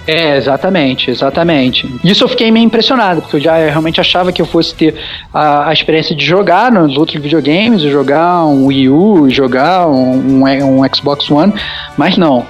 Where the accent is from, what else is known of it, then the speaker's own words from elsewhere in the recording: Brazil; now in Mexico; eu como bom brasileiro